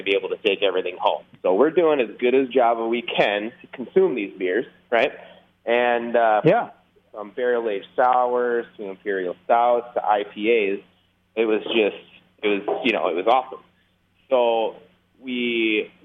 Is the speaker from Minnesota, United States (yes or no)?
yes; Minnesota, United States; being that we're from Minnesota, which is hardcore Scandinavian country